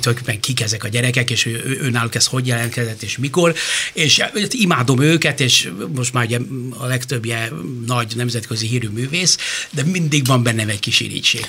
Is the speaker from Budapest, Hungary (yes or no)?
yes; Budapest, Hungary; én a, a város szívében nőttem föl az Asztóriánál